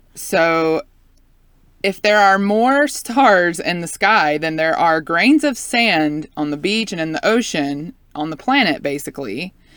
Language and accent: English; Southeast, United States; I grew up in the Southeast